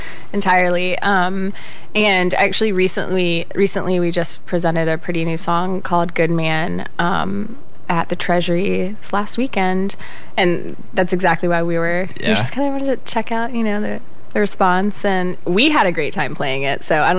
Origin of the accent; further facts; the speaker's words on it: Roanoke, Virginia, United States; moved away as an adult; also born or lived in Athens, Georgia; now in Minneapolis, United States; I'm from Virginia, Roanoke, Virginia, Blue Ridge Mountain area.